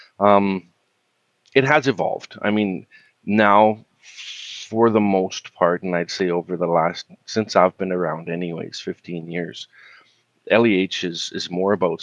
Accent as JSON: {"language": "English", "town": "Kamloops", "region": "British Columbia", "country": "Canada", "tie": "born or raised there", "said": "I was born and raised in Kamloops, spent most of my childhood there"}